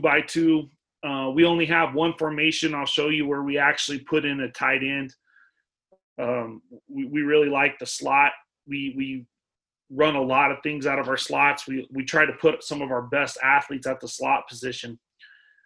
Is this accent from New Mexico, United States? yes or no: yes; Artesia, New Mexico, United States; I'm from Artesia